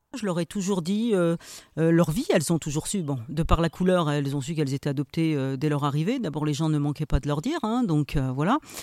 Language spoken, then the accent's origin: French; Saint-Éloi, France; je suis originaire de Saint-Éloi. Voilà, je suis née à Saint-Éloi. On est six enfants